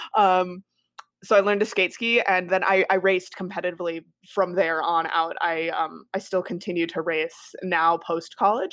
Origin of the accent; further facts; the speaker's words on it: Wisconsin, United States; also born or lived in Colorado; I was born in Colorado and then raised in Wisconsin